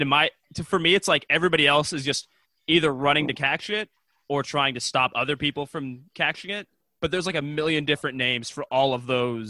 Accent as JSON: {"language": "English", "country": "United States", "said": "me, as an American"}